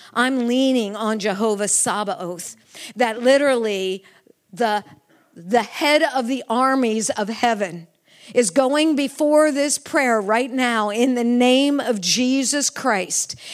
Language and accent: English; United States; this person from the United States, this little white lady from the United States.